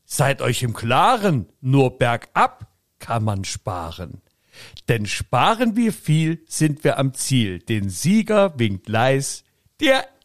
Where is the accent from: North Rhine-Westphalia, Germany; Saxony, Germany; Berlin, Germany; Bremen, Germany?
Saxony, Germany; Leipzig; also ich als Leipziger, muss ich dir sagen